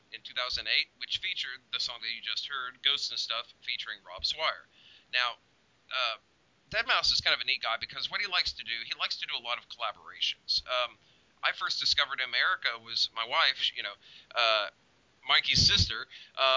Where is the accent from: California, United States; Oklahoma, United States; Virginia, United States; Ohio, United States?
Oklahoma, United States; we're from Oklahoma.